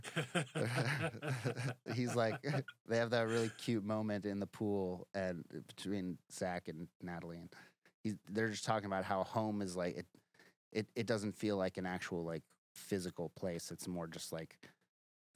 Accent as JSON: {"language": "English", "town": "Denver", "region": "Colorado", "country": "United States", "tie": "born or raised there", "moved": "as an adult", "lives_now": "Los Angeles, United States", "said": "I am from Denver, Colorado"}